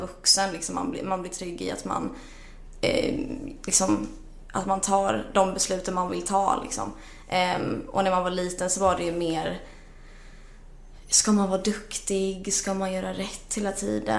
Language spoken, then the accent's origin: Swedish; Jönköping, Jönköping County, Sweden; also born or lived in Norrköping / England; när jag var fyra och ett halvt så flyttade vi till Jönköping där jag växte upp